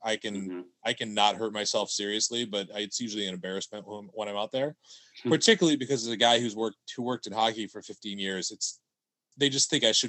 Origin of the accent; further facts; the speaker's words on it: upstate New York, United States; moved away as an adult; also born or lived in Glens Falls, New York / Louisiana / Houston, Texas; I grew up in upstate New York.